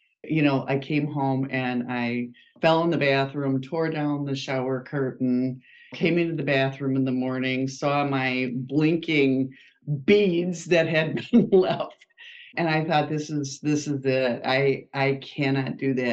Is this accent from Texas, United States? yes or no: no; Wisconsin, United States; I am a Wisconsinite, which you'll pick up from my accent in about 2 seconds. I have lived in this area all of my life, a small town in Wisconsin